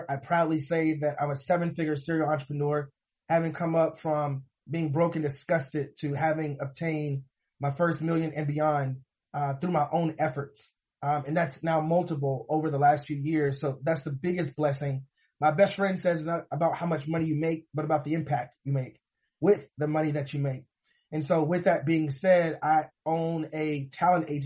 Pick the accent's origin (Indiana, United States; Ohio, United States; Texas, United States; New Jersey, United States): Texas, United States; Missouri City; also born or lived in San Antonio, Texas / Dallas, Texas; originally born and raised in Missouri City, Texas, which is a suburban area of Houston, Texas.